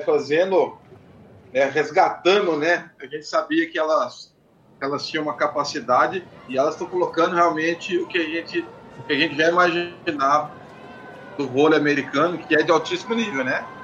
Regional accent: Rio Grande do Sul, Brazil; eu sou gaúcho

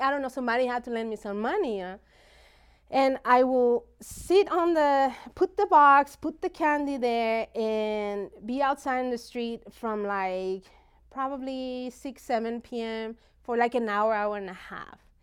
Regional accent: Mexico; moved away; I grew up in Mexico

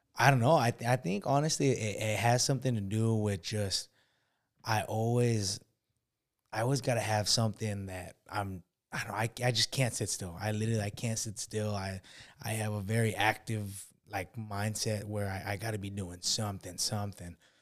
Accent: Los Osos, California, United States; I grew up in, uh, oh my God, this small ass, like, city, uh, close to San Luis Obispo called Los Osos

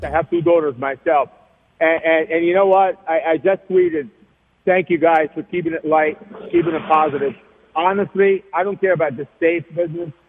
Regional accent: Egypt; now in United States; I am uh, born and raised in Egypt

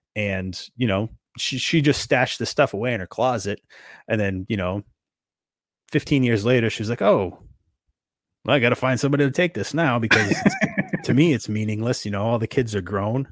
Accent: Northeast, United States; growing up in the Northeast

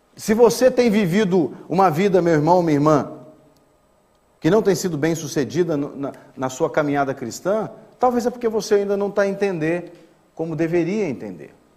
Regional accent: Brazil; moved away as an adult; now in Portugal; eu sou brasileira, minha esposa é brasileira

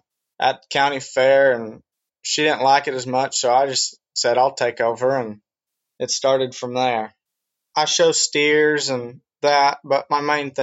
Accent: Webb City, Missouri, United States; Well, I'm from Webb City, Missouri. It's a little town in southwest Missouri.

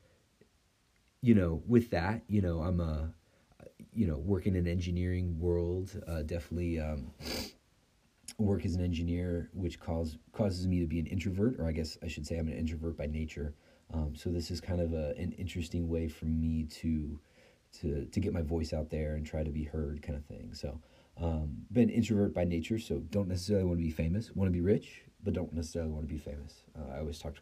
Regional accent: Chicago, Illinois, United States; also born or lived in Italy; growing up in the Chicagoland area

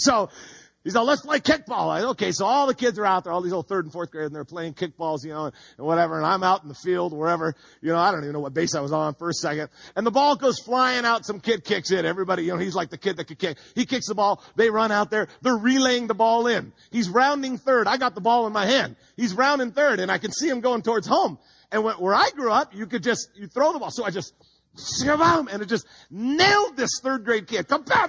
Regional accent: Home Gardens, California, United States; I grew up in Home Gardens.

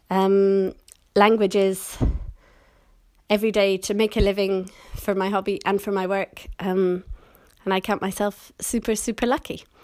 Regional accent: Scotland, United Kingdom; accent: British; moved away as an adult; now in London, United Kingdom; I was born and raised in Scotland, but I've lived in London for a long time, so my accent is more or less kind of standard British now with a few little Scottish parts.

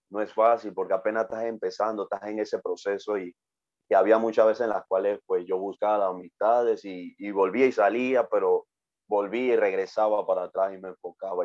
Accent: Panama; tengo 26 años y pues soy de Panamá

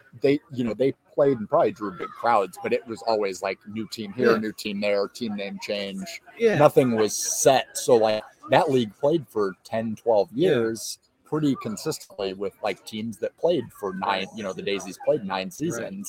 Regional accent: Fort Wayne, Indiana, United States; I've born and raised in Fort Wayne

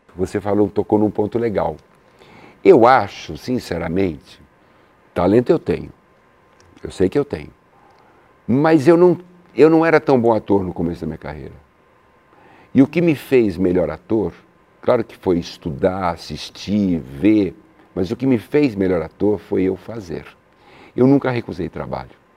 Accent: São Paulo, Brazil; eu sou italiano, de São Paulo

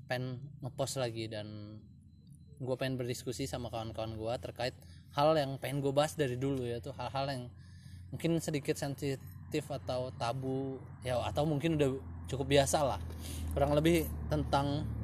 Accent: Lampung, Indonesia; karena gue orang Lampung asli orang Lampung asli itu memegang prinsip namanya PIL atau harga diri

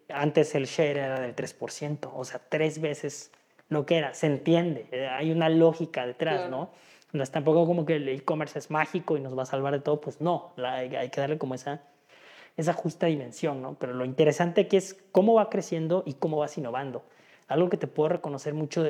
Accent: Oaxaca, Mexico; moved away as an adult; now in Guadalajara, Mexico; yo soy de Oaxaca, yo nací en Oaxaca, Llevo ya cerca de nueve años aquí en Guadalajara

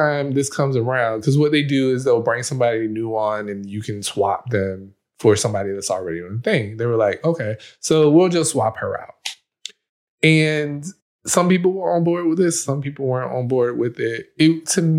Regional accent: United States; I am a Black man. I grew up in America

